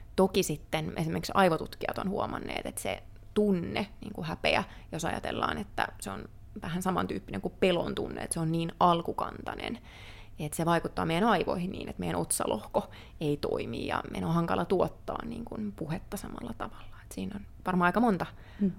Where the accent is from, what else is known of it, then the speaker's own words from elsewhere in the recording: Kouvola, Kymenlaakso, Finland; moved away as an adult; also born or lived in Helsinki; muutin Helsinkiin opiskelemaan Kouvolasta